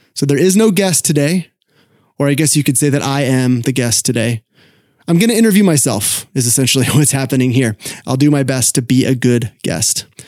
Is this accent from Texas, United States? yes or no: no; Sacramento, California, United States; The newspaper is the Sacramento Bee, my hometown paper